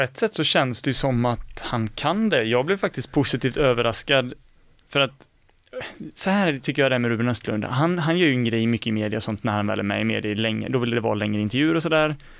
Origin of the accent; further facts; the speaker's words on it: Skene, Västra Götaland, Sweden; i Skene, min hemort